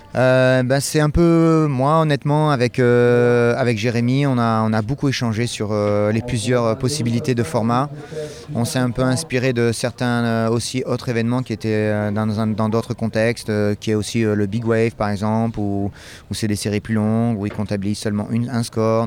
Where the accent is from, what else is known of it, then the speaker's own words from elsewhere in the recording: France; ici, euh, chez nous en France